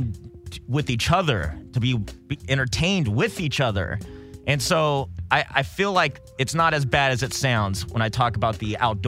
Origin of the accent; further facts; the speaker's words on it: Corona, California, United States; also born or lived in Long Beach, California / San Jose, California; I was born in Corona, California